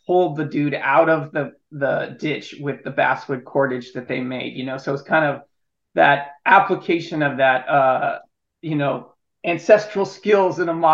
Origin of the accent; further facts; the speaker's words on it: Illinois, United States; Yeah, I grew up in Illinois. I grew up in the Midwest